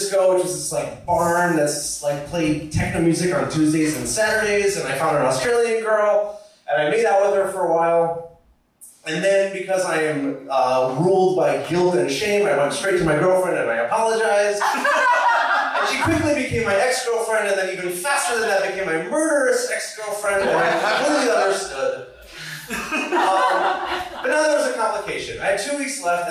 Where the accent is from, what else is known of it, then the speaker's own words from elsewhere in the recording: New York, United States; moved away; I was born in New York, but I moved to like the suburbs